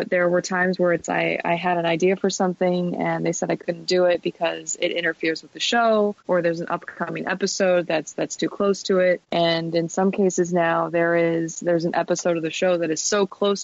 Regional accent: Detroit, Michigan, United States; I'm from Detroit.

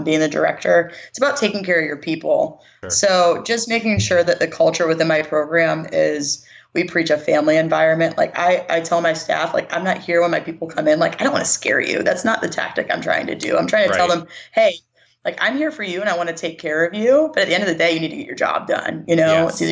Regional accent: Pittsburgh, Pennsylvania, United States; moved away as an adult; also born or lived in West Virginia / South Carolina; now in Mississippi, United States; I'm from Pittsburgh and that's where my family is. And I grew up there

